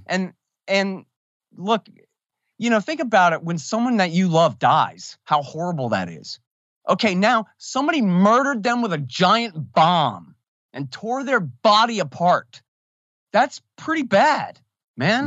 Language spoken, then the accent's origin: English; Texas, United States; I'm from Texas